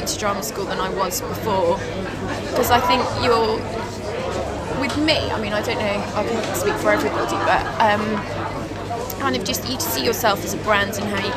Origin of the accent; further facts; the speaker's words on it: Cheshire, North West England, United Kingdom; I grew up in Cheshire.